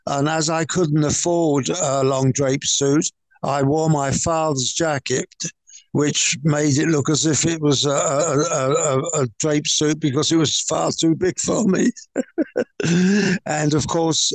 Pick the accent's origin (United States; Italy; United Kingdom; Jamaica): United Kingdom; London; being a Cockney boy